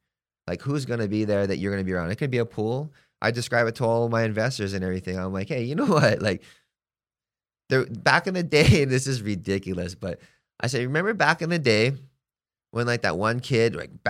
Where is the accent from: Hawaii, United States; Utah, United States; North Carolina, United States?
Hawaii, United States; now in Palm Springs, United States; Hey, I'm from Hawaii, okay? I've been living here for X amount of time. I'm getting to know Palm Springs, and it's a gay community.